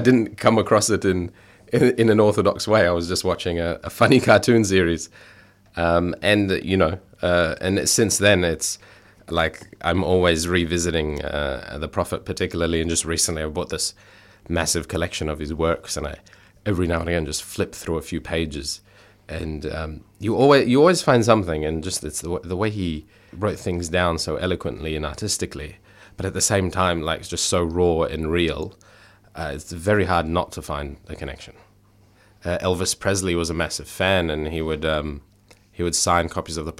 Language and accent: English; Melbourne, Victoria, Australia; I'm born and raised in Australia, but obviously my family is from a migrant background